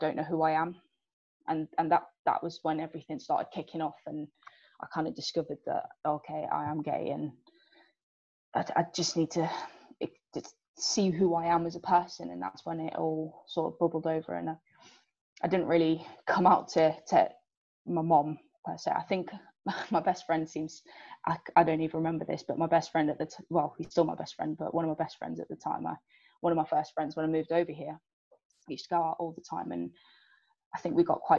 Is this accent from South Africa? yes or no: yes; South Africa; now in England; I obviously didn't grow up in England, and I've not been playing rugby or sort of been part of a sports group for very long time. I did it more in uni, but growing up in South Africa